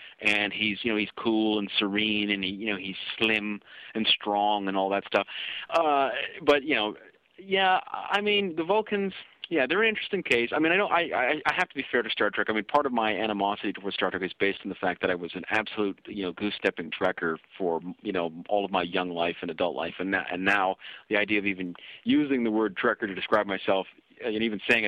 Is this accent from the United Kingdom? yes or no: no; Canada; I'm being a Kenyan-Canadian